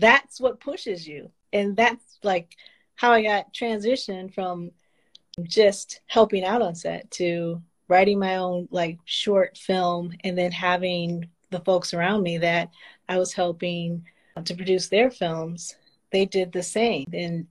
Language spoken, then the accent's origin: English; Detroit, Michigan, United States; I'm from Detroit